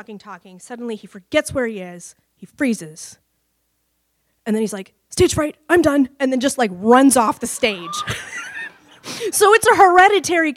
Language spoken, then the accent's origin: English; Cedar Rapids, Iowa, United States; moved away; also born or lived in Dallas; I grew up in Cedar Rapids, Iowa